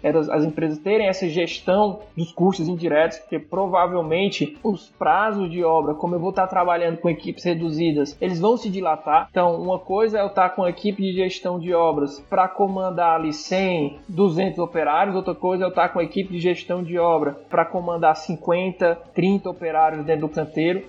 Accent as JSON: {"language": "Portuguese", "region": "Ceará", "country": "Brazil", "said": "A gente fala, não, do Ceará"}